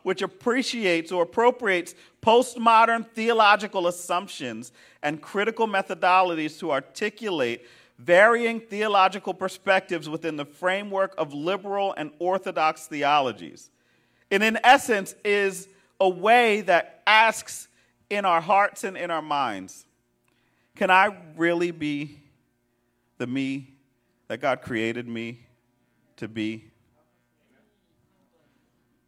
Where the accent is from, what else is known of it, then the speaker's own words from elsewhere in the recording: Philadelphia, Pennsylvania, United States; I'm a Philadelphian, right? I'm from West Philly